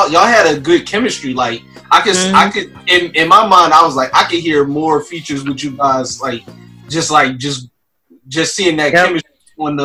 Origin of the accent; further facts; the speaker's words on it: Philadelphia, Pennsylvania, United States; I'm from Philadelphia.